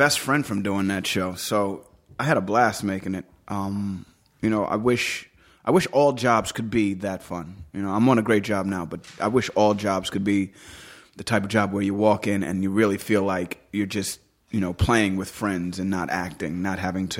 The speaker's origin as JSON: {"language": "English", "region": "New York", "country": "United States", "tie": "born or raised there", "said": "I grew up in New York, so."}